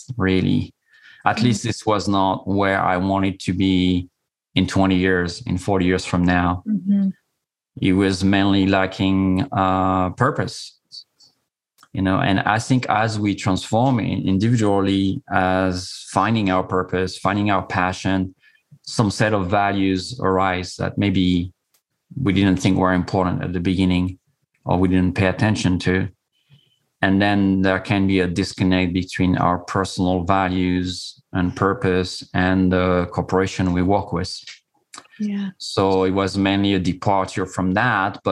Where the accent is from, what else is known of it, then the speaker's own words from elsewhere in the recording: Corsica, France; I'm coming from Corsica. It's a small island in the Mediterranean